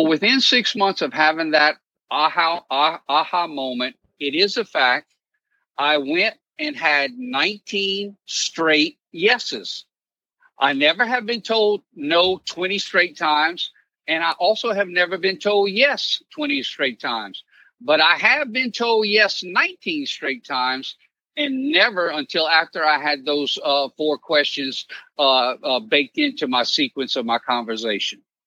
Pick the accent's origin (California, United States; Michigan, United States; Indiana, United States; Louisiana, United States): Louisiana, United States; Cajun; now in New Orleans, United States; I'm Cajun